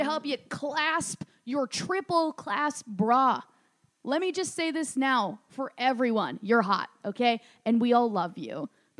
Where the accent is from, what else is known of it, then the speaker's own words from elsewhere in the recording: Minnesota, United States; I'm from Minnesota, Target headquarters.